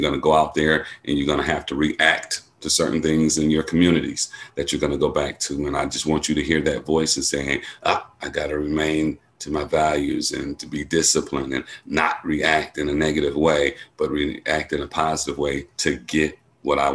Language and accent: English; Milwaukee, Wisconsin, United States; I grew up in Milwaukee